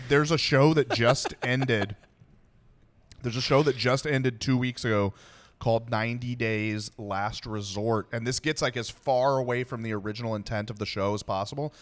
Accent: Texas, United States; I was born in Texas

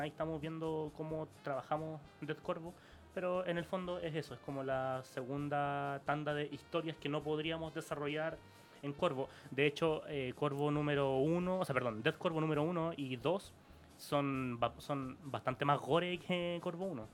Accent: Santiago, Santiago Metropolitan Region, Chile; nosotros somos de La Pintana. Yo hasta hace dos meses vivía en la población El Castillo. Entonces uno sabe lo que es venir de un barrio duro.

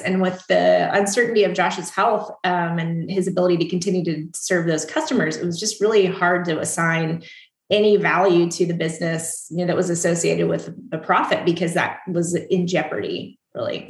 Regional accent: East Coast, United States; moved away as an adult; also born or lived in Washington, D.C.; now in Austin, United States; I grew up on the East Coast

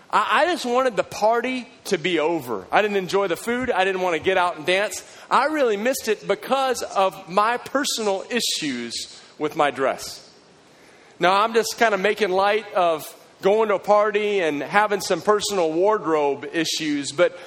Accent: Texas, United States; now in Waco, United States; And I don't talk in an accent, you know, even though I'm from Texas, no one ever says you have an accent

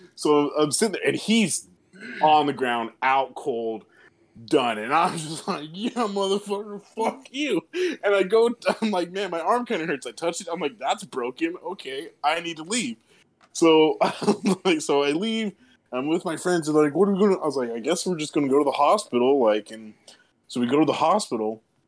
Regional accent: California, United States; my hometown in California

